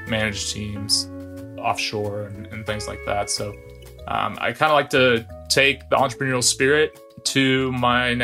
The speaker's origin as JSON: {"language": "English", "town": "Wichita", "region": "Kansas", "country": "United States", "tie": "born or raised there", "moved": "as an adult", "lives_now": "Dallas, United States", "said": "I grew up in Wichita, spent 18 years there"}